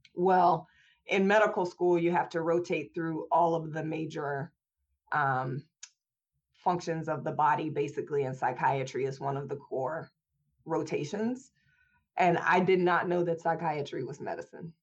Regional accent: Indianapolis, Indiana, United States; I was born and raised in Indianapolis, Indiana in the early 80s

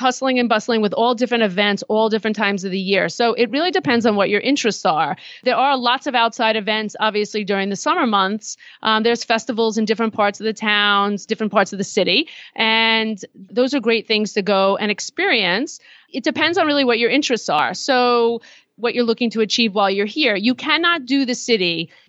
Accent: New York City, New York, United States; I grew up in New York. I am a native New Yorker. I am in the city for work. It's like my backyard.

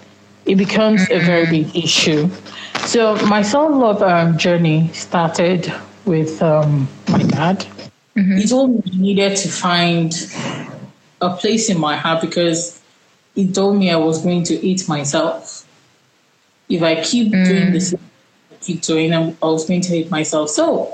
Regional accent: Nigeria; first language Yoruba; English is a second language; because I usually do not speak in my native tongue, that's Yoruba.

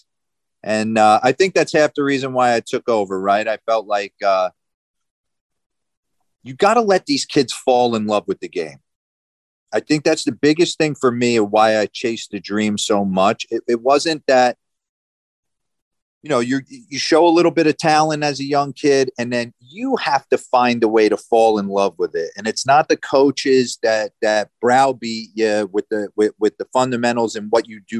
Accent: New Jersey, United States; moved away; I grew up in New Jersey

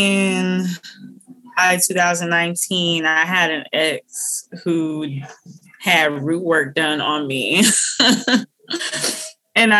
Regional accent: Minnesota, United States; also born or lived in Illinois; And I'm from Minnesota. I've lived here almost my whole life

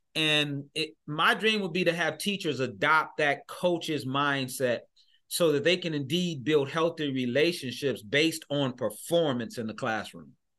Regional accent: Michigan, United States; I'm from Michigan

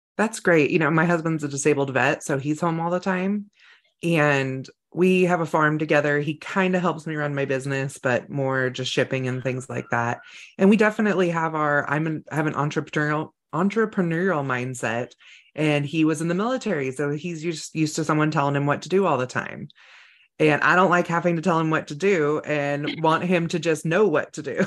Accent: California, United States; I grew up in California

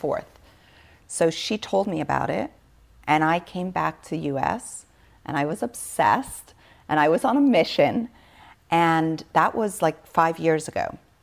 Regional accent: Switzerland; I was born in Switzerland. I was literally born on a biodynamic farm

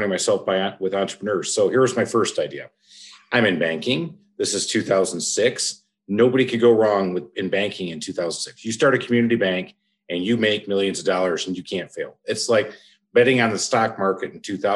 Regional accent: Michigan, United States; now in Atlanta, United States; I'm from Michigan

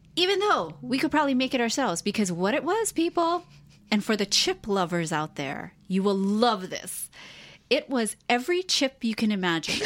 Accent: Hawaii, United States; moved away; as gay people growing up in Hawaii, such a small place

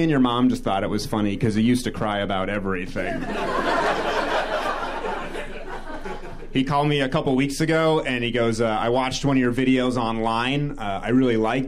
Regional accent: New Hampshire, United States; I grew up in New Hampshire, so we used to go to Fenway Park

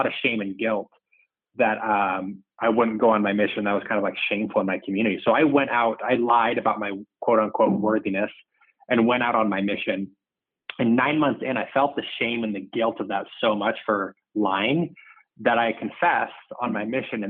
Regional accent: Salt Lake City, Utah, United States; I grew up in Salt Lake City, Utah.

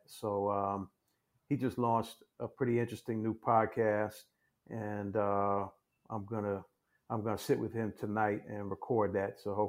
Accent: Washington, District of Columbia, United States; moved away; I'm back home in Washington, D.C. It's my hometown. Born and raised here

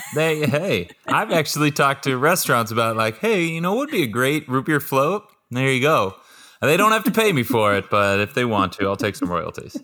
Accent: Southern California, United States; born and raised in Southern California

